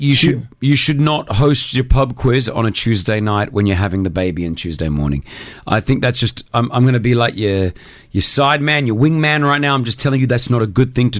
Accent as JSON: {"language": "English", "country": "United Kingdom", "said": "I'm a Brit."}